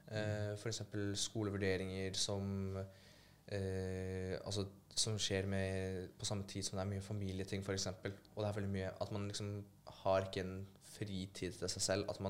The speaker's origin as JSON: {"language": "Norwegian", "country": "Poland", "said": "jeg blir jo uansett stemplet fint uh, eh, som polakk, da."}